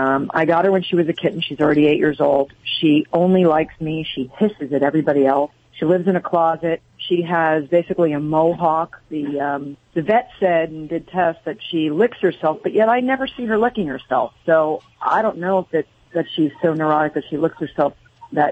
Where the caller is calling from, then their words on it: Carlsbad, California, United States; Carlsbad, California.